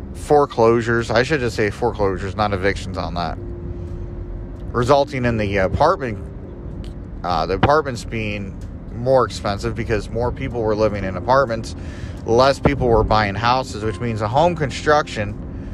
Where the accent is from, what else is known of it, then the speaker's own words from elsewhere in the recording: United States; I'm an American